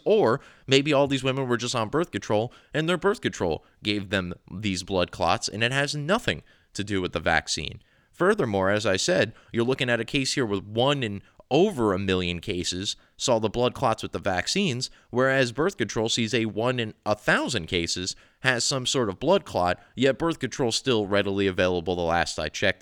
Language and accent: English; New Jersey, United States; I've grown up here